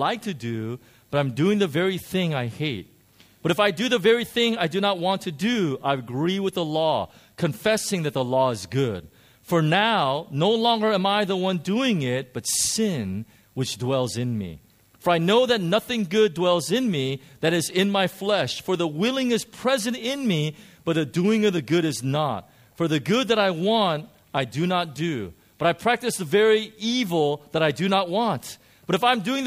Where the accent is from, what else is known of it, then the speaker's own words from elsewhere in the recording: United States; moved away; I grew up in America